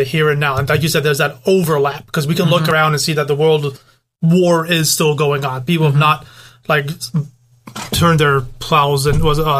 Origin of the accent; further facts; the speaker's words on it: United Kingdom; moved away; I'm British.